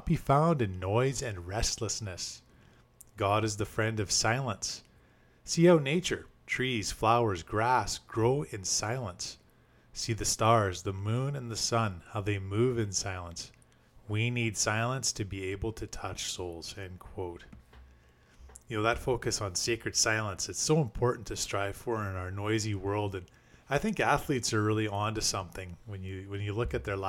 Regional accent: Canada; as a Canadian myself

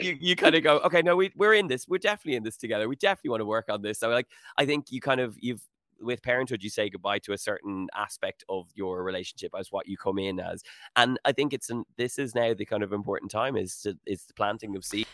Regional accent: Howth, Leinster, Ireland; moved away as an adult; also born or lived in Sutton, Dublin / Los Angeles; I grew up in Houghton

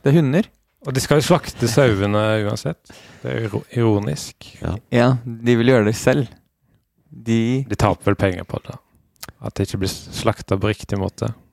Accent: Western Norway, Norway; now in Oslo, Norway; jeg kommer fra Vestlandet

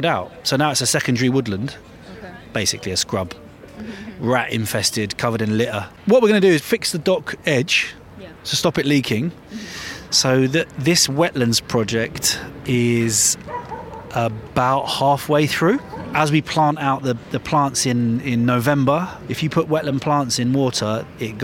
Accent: London, United Kingdom; from London. I was born and raised in North London. I still live here

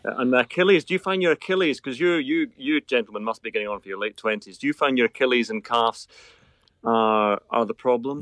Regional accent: Irvine, Scotland, United Kingdom; I wasn't born in Troon. I was born in Irvine, about five miles away

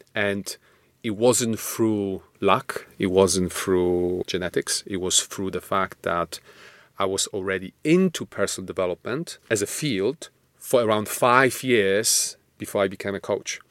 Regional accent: Poland; moved away; I'm Polish, not Russian

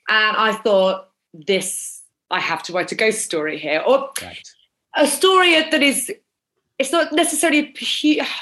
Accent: Norwich, East of England, United Kingdom; I'm from the city, actually. I'm from Norwich.

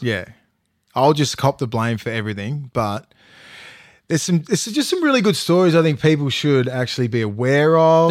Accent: Toronto, New South Wales, Australia; I'm from Toronto West

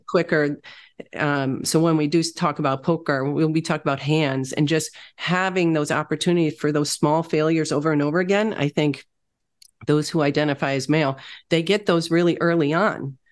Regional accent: Wisconsin, United States; moved away as an adult; also born or lived in Michigan / Chicago; I grew up in Wisconsin

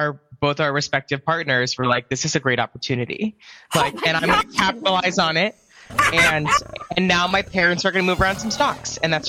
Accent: South Bay, California, United States; I was born in Northern California, raised in the South Bay area, which is easier to say San Francisco sometimes, but it's an hour from San Francisco.

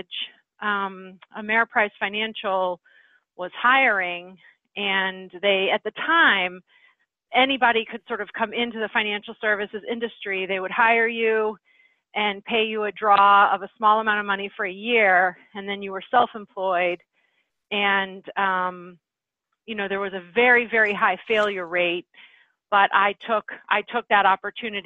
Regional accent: Midwest, United States; moved away as an adult; also born or lived in New England; I was from the Midwest

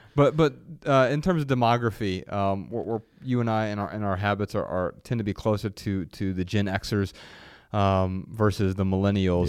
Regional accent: Ohio, United States; moved away; we grew up in Ohio and it's hot as hell in, in the summers

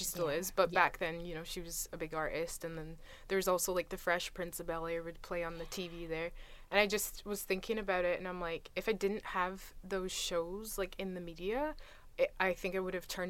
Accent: Scotland, United Kingdom; people were like, oh, you're Scottish? Like, I'm Scottish.

